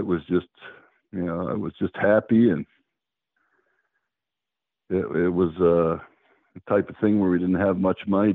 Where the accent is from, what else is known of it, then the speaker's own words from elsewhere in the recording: Bellaire, Ohio, United States; moved away; where I grew up in Bel Air, most of the families, very few had money